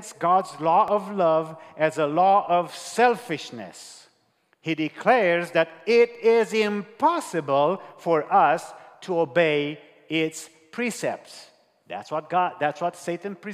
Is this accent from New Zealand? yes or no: no; Romania; English is a second language; I'm from Romania. I speak to you in English here